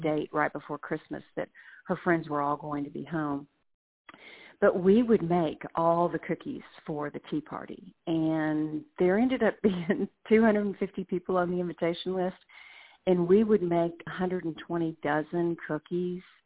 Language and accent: English; Dallas, Texas, United States; moved away as an adult; also born or lived in Birmingham, Alabama; now in Alabama, United States; I was born and raised in Dallas lived there my entire life